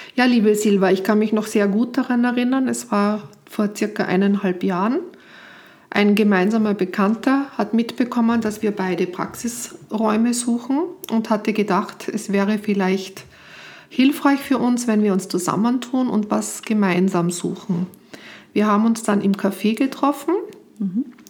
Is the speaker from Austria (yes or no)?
yes; Austria; moved away; als Österreicherin hier auch am Anfang nicht arbeiten durfte